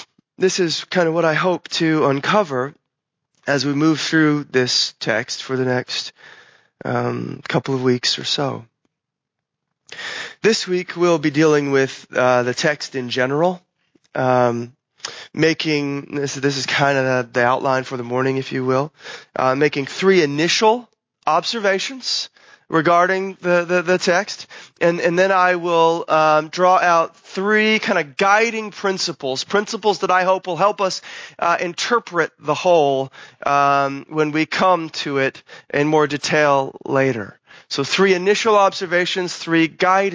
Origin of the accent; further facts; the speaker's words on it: United States; especially as American Christians